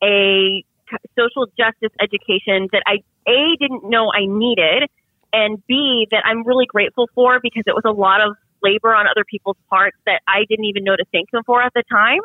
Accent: Central Florida, United States; I grew up for most of my childhood thoroughly middle class, and those in a small town in Central Florida

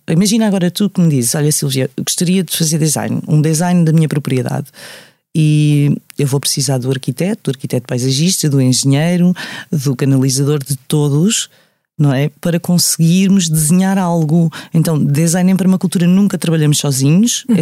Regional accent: Amadora, Lisbon, Portugal; also born or lived in Sintra; eu cresci na Amadora

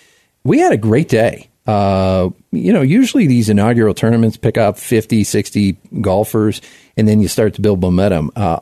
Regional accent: Southeast, United States; now in Colorado Springs, United States; I grew up in the Southeast

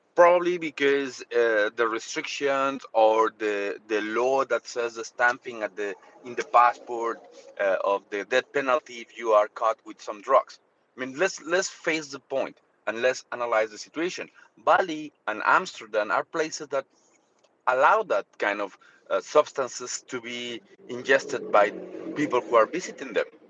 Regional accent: Mexico; now in Malaysia; I'm from Mexico

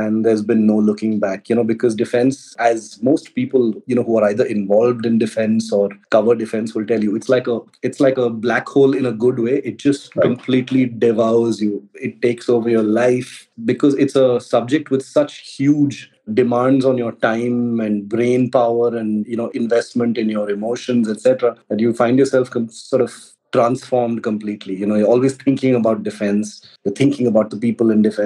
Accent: Chennai, Tamil Nadu, India; moved away as an adult; now in Delhi, India; I grew up in Chennai. That's where I was born and brought up.

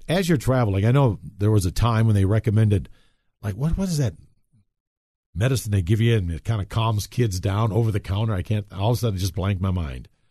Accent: Wisconsin, United States; now in Colorado, United States; when I was raised in Wisconsin, chiggers was an issue

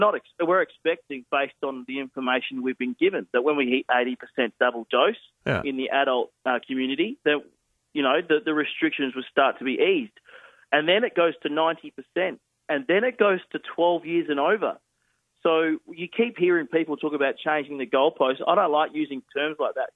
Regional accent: South Australia, Australia; I never left South Australia. I stayed here.

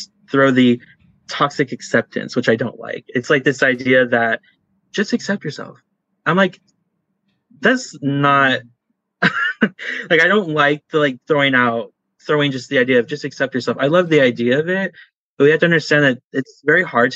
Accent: California, United States; I'm from California

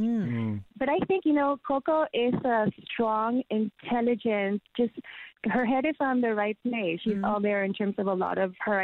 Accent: San Juan, Puerto Rico; moved away; I am in San Juan, Puerto Rico, in my hometown. I'm back home, finally.

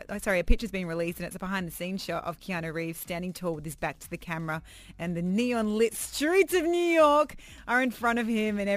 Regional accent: Australia; now in Dubai, United Arab Emirates; They lived two doors away from me when we were growing up in Australia

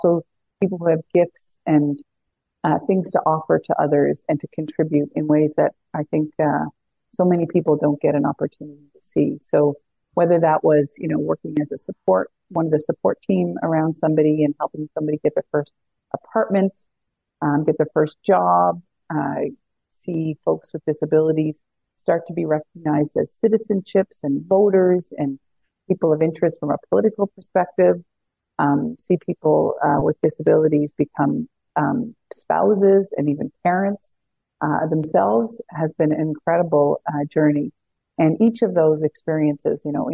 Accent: Newfoundland and Labrador, Canada; moved away as an adult; also born or lived in Ottawa; I grew up in Newfoundland

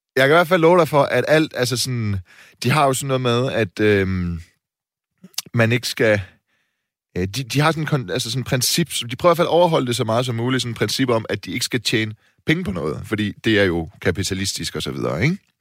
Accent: Silkeborg, Central Denmark Region, Denmark; now in Copenhagen, Denmark; Silkeborg, min hjemby

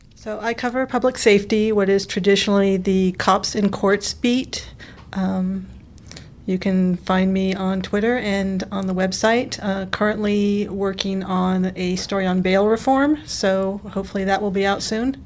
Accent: Sacramento, California, United States; now in Knoxville, United States; I'm originally from Sacramento

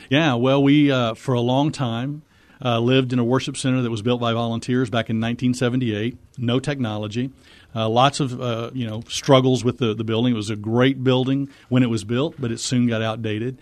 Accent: Missouri, United States; moved away as an adult; now in Texas, United States; I'm from Missouri. We met in Texas, and we stayed.

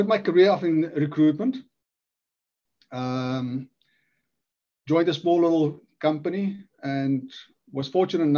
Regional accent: South Africa; moved away as an adult; now in Wales, United Kingdom; born and bred in South Africa

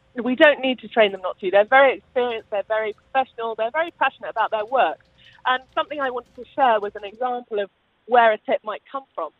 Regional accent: United Kingdom; I am British

